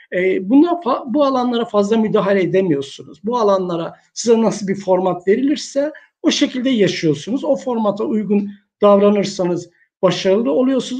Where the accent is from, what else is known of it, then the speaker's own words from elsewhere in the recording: Istanbul, Turkey; moved away as an adult; also born or lived in Niksar, Tokat / Çerkezköy; now in Uşak, Turkey; Tokat Niksar doğumluyum. E, ilkokuldan sonra, ilkokul 2'den sonra hayatım İstanbul'da geçti.